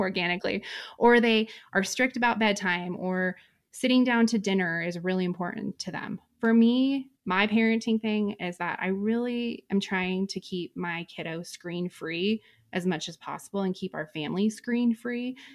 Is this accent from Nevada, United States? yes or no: yes; Reno, Nevada, United States; moved away as an adult; I am from Reno, Nevada, born and raised